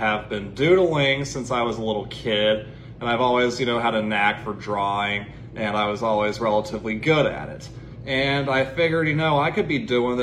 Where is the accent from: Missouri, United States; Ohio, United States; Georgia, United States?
Ohio, United States; Cincinnati; I'm from Cincinnati, Ohio, and I'm an acrylic-based artist